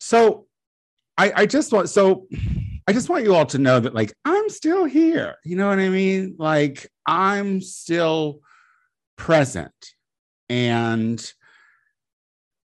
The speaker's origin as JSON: {"language": "English", "town": "Clinton", "region": "Illinois", "country": "United States", "moved": "yes", "lives_now": "Los Angeles, United States", "said": "I'm from a town called Clinton, Illinois"}